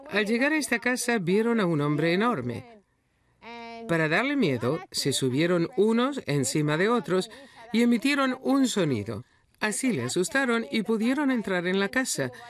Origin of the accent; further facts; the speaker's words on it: Ghana; soy de Ghana, en África Occidental.